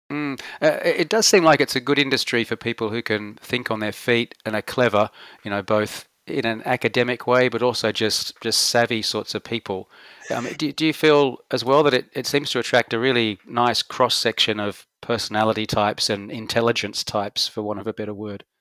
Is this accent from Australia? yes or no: yes; Australia; moved away as an adult; we've gone from being tough Aussie males